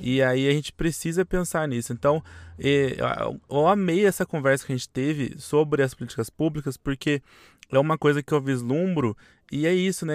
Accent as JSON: {"language": "Portuguese", "town": "São José dos Campos", "region": "São Paulo", "country": "Brazil", "moved": "yes", "lives_now": "São Paulo, Brazil", "said": "Eu, por exemplo, sou de São José dos Campos"}